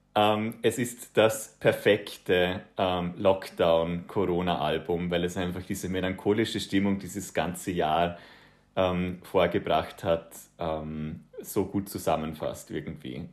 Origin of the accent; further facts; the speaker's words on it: Bregenzerwald, Vorarlberg, Austria; accent: Vorarlberg dialect; moved away as an adult; also born or lived in Vienna / Netherlands; ich komme ja, wie gesagt, aus dem Brinkzer Wald. Das ist ein kleines Tal in Vorarlberg